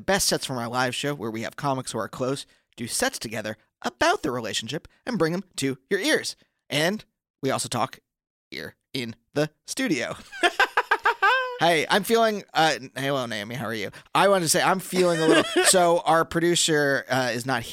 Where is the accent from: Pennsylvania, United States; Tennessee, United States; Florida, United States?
Pennsylvania, United States; moved away; I'm from Pennsylvania.